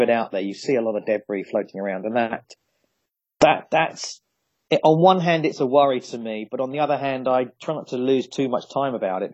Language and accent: English; Ramsgate, South East England, United Kingdom; I grew up in Ramsgate in Kent